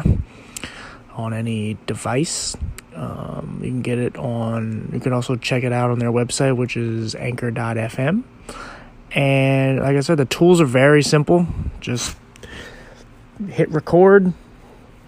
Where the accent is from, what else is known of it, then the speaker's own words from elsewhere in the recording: Philadelphia, Pennsylvania, United States; moved away as an adult; now in Williamsport, United States; I was born in Williamsport, Pennsylvania. And as I said, I lived in Philadelphia for about 22, 23 years.